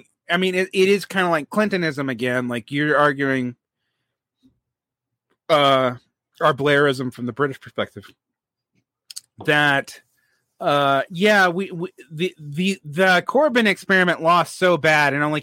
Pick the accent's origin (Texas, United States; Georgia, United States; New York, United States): Georgia, United States; it's my home state